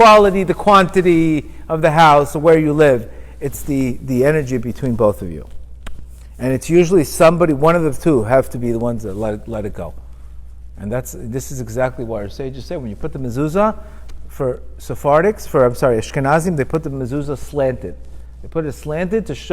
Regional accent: Miami Beach, Florida, United States; I grew up with him in Miami Beach

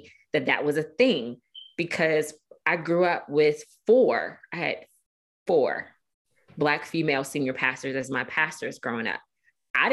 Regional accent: Baltimore, Maryland, United States; growing up in Baltimore City

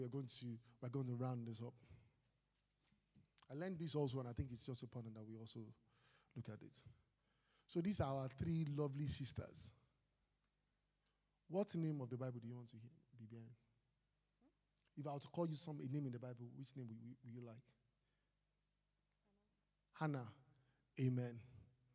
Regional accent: Nigeria; I am blessed to be a Nigerian.

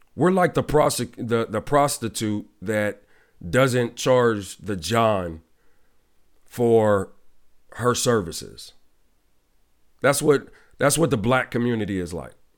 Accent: Ohio, United States; my home state, Cle, uh, Ohio, in Cleveland

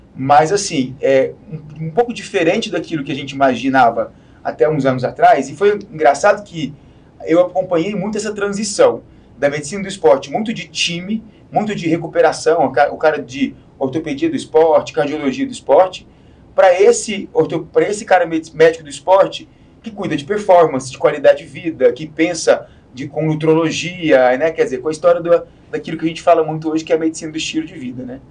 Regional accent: Goiás, Brazil; now in São Paulo, Brazil; eu sou de Goiás

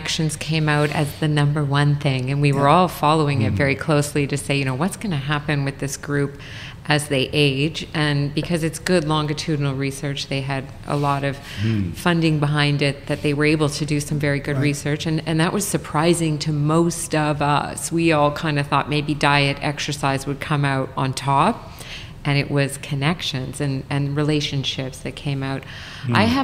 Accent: Saskatchewan, Canada; I'm from Saskatchewan, so curling

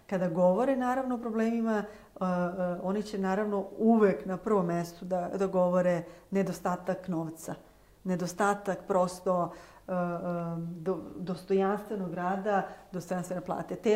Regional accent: Čačak, Šumadija and Western Serbia, Serbia; ja sam iz Čačka

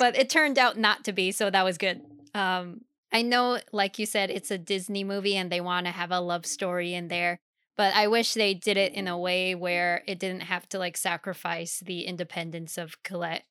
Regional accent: Germany; moved away; I grew up in Germany

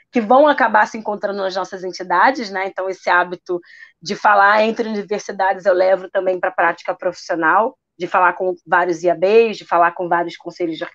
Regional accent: Rio de Janeiro, Brazil; Eu sou daqui do Rio de Janeiro, né, para quem acompanha o programa. Eu sou da Praça Seca, de uma favelinha chamada Loteamento.

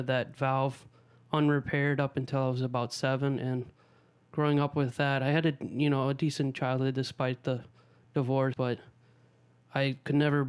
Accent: Tempe, Arizona, United States; also born or lived in Omaha, Nebraska; grew up actually in Tempe, Arizona

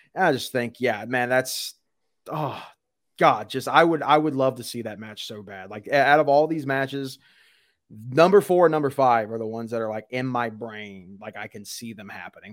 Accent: Louisiana, United States; I'm from Louisiana

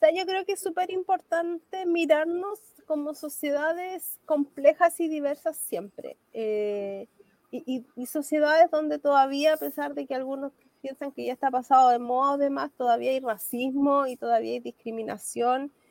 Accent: Santiago, Santiago Metropolitan Region, Chile; yo nací en Santiago porque mi abuelo tuvo que emigrar porque no había tierras

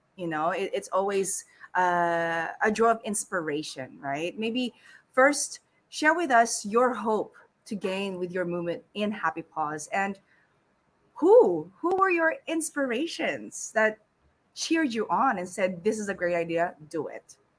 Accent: Sydney, New South Wales, Australia; now in Philippines; I grew up in Sydney

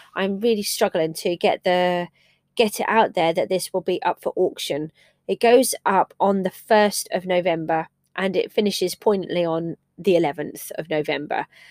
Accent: England, United Kingdom; I'm English

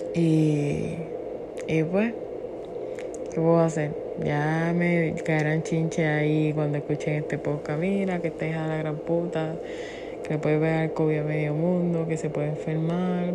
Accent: Puerto Rico; Yo que soy puertorriqueña

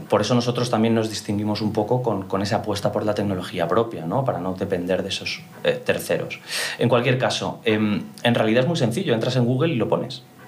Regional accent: Mallorca, Balearic Islands, Spain; soy mallorquín orgulloso, uno de los pocos mallorquines de la industria

